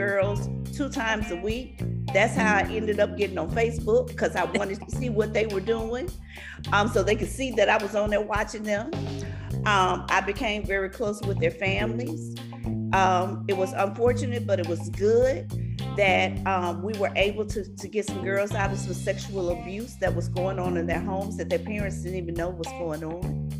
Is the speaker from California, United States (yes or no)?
no; Louisiana, United States; I'm from Louisiana, so we do cotillions and debutantes all the time